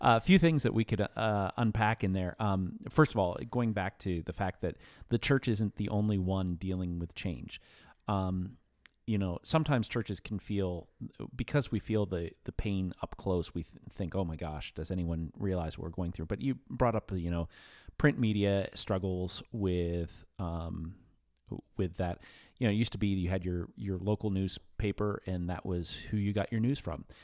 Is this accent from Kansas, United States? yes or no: no; New Castle, Pennsylvania, United States; I grew up in in Newcastle, PA